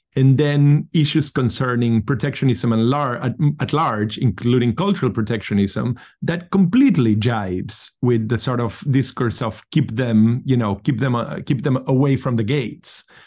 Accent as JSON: {"language": "English", "country": "Argentina", "said": "I come from Argentina"}